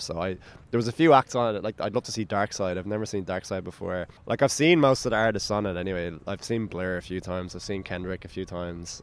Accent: Dublin, Leinster, Ireland; I'm from Bay, which is on the north coast, like by the beach

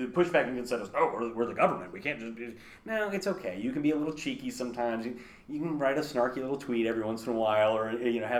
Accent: Kansas City, United States; born there; I was born in Kansas City, but I've lived in like 32 places in my life.

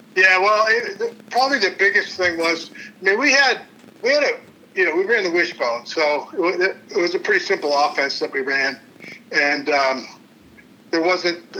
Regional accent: Cleveland, Ohio, United States; now in Kansas City, United States; I'm originally from Cleveland

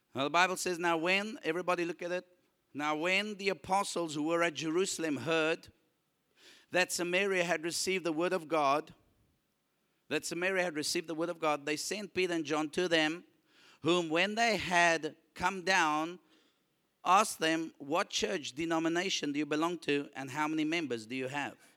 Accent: South Africa; I'm a South African with a South African passport

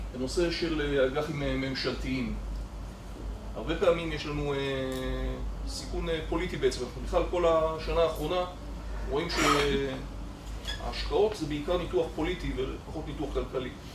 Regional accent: Israel; אני כישראלי

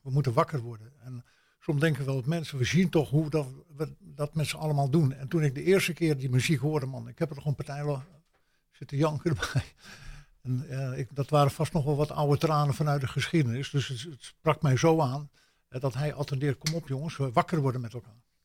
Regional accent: Netherlands; also born or lived in United States; als echte Nederlander

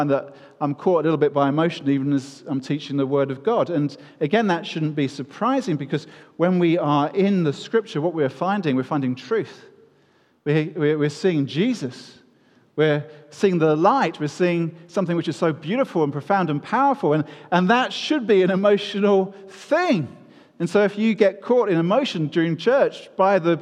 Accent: United Kingdom; we are British

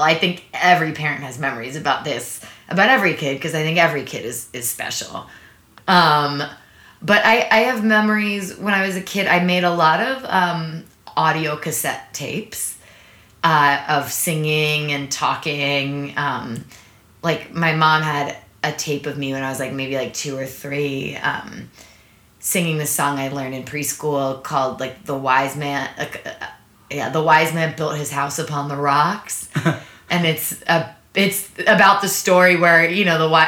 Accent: Maplewood, New Jersey, United States; also born or lived in New York City, New York; I was born in New York City. I lived there until I was 5. And then we moved to a suburb of New York. We moved to Maplewood, New Jersey

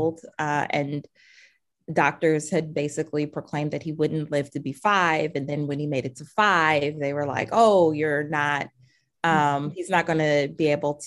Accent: Cleveland, Ohio, United States; now in Minneapolis, United States; I grew up in Cleveland, Ohio

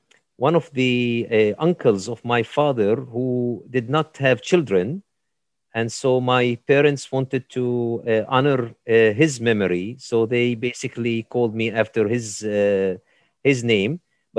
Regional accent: Jerusalem, Palestine; And I grew up on Via della Rosa, station number 8, the Way of the Cross, and station number 8. And so in the old city of Jerusalem, there are 4 quarters

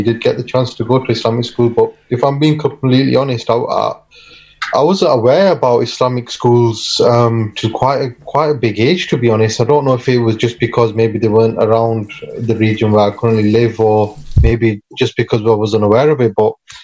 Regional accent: Rochdale, North West England, United Kingdom; born or raised there; also born or lived in Pakistan

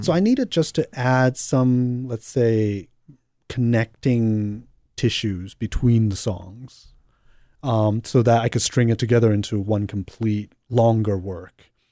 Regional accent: New York, United States; also born or lived in Hong Kong; I was born in Hong Kong and grew up in New York

